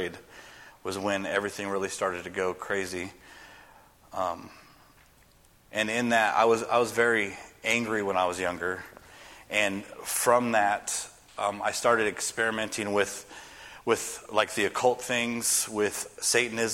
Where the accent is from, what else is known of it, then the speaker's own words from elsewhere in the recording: West Coast, United States; moved away as an adult; I'm from the West Coast